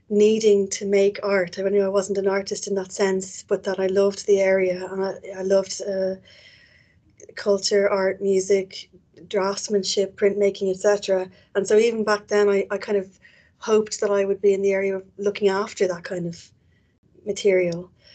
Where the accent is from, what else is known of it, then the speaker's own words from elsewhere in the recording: Dublin, Leinster, Ireland; accent: Irish; moved away as an adult; now in Edinburgh, United Kingdom; As you can probably tell from my accent, I'm Irish. I was born and bred in Dublin